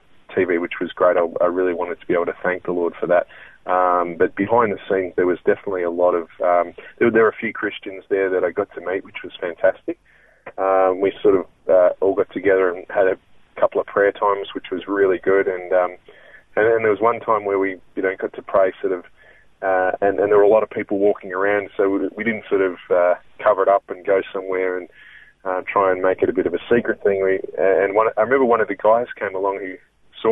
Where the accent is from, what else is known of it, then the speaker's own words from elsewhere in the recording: Melbourne, Victoria, Australia; I was born and raised in Melbourne, and I grew up in Ringwood out in there